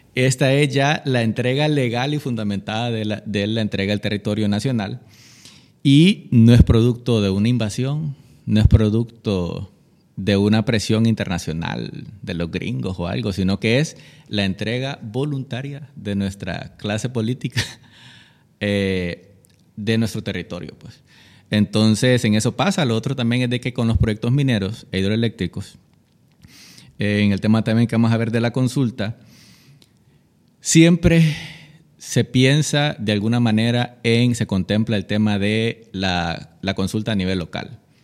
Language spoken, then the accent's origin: Spanish; Roatán, Bay Islands, Honduras; moved away; also born or lived in Tegucigalpa; nací aquí, pero crecí en, en Roatán